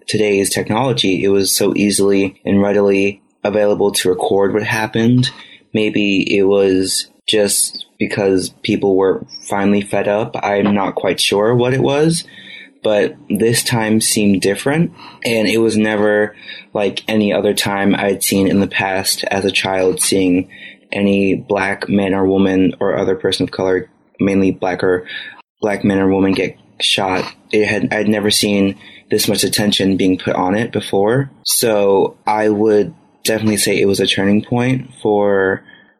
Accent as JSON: {"language": "English", "country": "United States", "said": "as American citizens"}